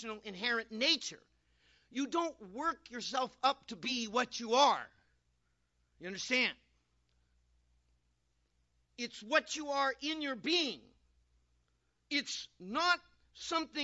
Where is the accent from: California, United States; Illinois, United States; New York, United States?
California, United States; I'm from California.